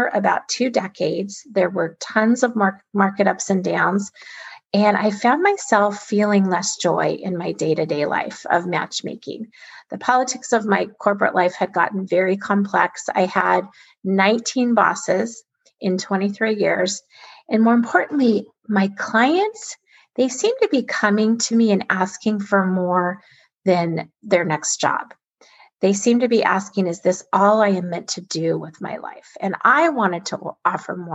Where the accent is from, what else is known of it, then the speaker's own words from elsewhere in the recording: Alaska, United States; I was born and raised in Alaska, an amazing place to grow up